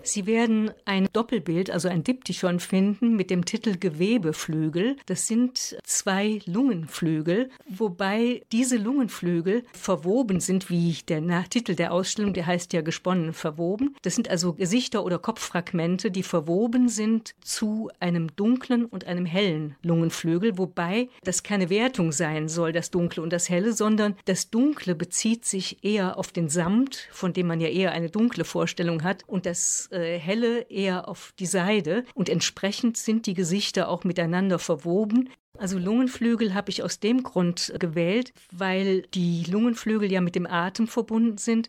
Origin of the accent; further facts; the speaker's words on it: Viersen, North Rhine-Westphalia, Germany; moved away; Also ich bin aus Viersen und bin in früheren Jahren, wir wohnten in der Nähe des Viersener Bahnhofs